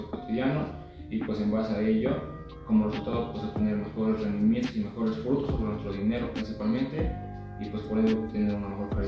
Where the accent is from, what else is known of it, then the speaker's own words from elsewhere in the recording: Mexico; como mexicanos no tenemos aquella cultura eh, financiera